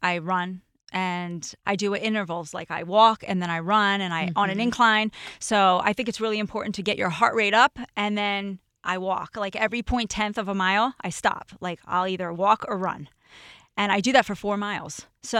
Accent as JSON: {"language": "English", "region": "New Jersey", "country": "United States", "moved": "as an adult", "said": "we're both from Jersey."}